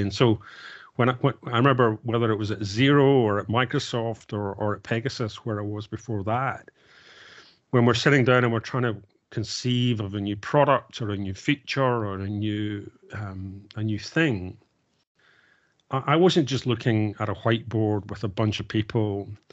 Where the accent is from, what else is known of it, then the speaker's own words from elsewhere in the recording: Glasgow, Scotland, United Kingdom; I grew up in Glasgow